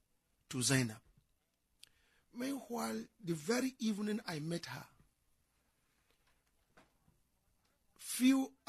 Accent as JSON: {"language": "English", "town": "Kaduna", "region": "Kaduna State", "country": "Nigeria", "tie": "born or raised there", "also_born_or_lived": "Kano State", "said": "My family are indigenous of Kano State. I was born and brought up in Kaduna."}